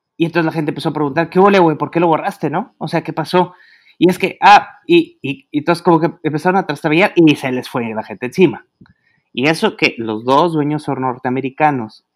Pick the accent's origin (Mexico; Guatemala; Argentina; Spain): Mexico; Monterrey, Nuevo León; moved away; de mi tierra allá en Monterrey